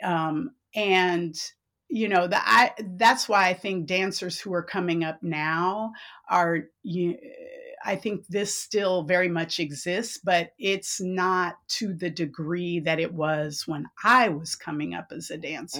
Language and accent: English; San Francisco, California, United States; I was born and raised in San Francisco